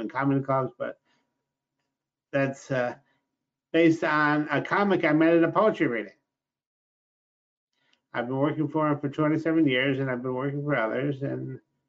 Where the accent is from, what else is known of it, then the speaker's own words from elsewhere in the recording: Rochester, New York, United States; also born or lived in Los Angeles; I started my poetry career in Los Angeles, but I'm originally from Rochester, New York, Kodak Country, the land of Susan B. Anthony and Frederick Douglass.